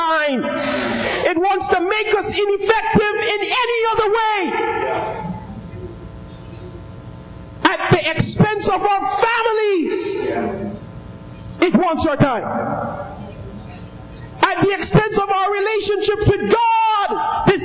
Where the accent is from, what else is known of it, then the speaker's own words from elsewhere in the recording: Arima, Trinidad & Tobago; Anybody who know me know where I come from. I come from Arima